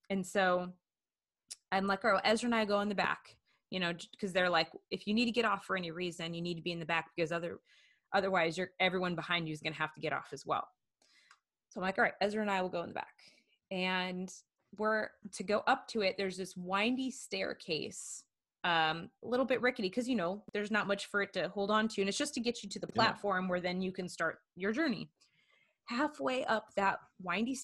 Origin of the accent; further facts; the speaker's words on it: Washington, United States; I grew up in Washington State